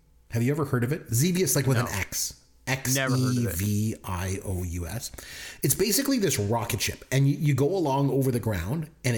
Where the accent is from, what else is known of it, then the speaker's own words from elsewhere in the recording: Canada; we're Canadian